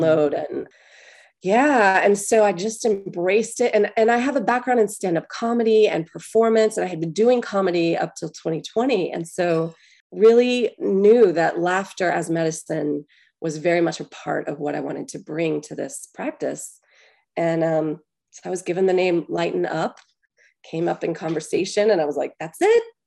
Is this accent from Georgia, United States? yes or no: yes; Atlanta, Georgia, United States; I'm from Atlanta, born at Piedmont Hospital